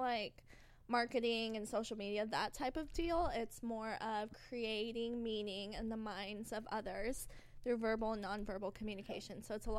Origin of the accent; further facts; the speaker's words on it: California, United States; accent: California; I'm literally born and raised in California.